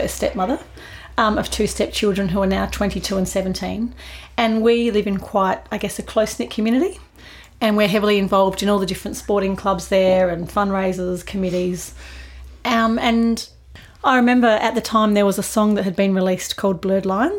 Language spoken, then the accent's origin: English; Adelaide, South Australia, Australia; moved away as an adult; I grew up in Adelaide. I was born here, raised here, and then spent quite a lot of time overseas and then came back and settled here